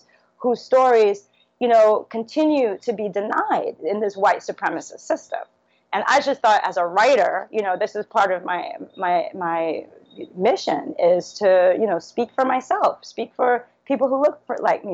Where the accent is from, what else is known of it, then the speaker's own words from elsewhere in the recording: New York City, New York, United States; also born or lived in Trinidad; now in Trinidad and Tobago; growing up in Brooklyn